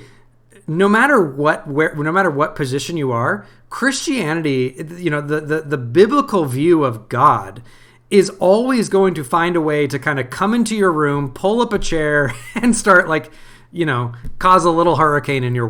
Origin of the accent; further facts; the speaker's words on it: United States; I'm thoroughly American